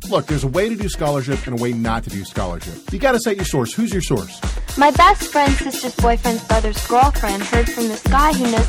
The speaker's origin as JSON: {"language": "English", "country": "Canada", "said": "Trust me, I'm a Canadian here."}